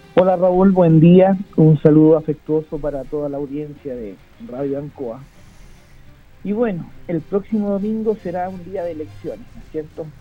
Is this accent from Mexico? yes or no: no; Chile; como chilenos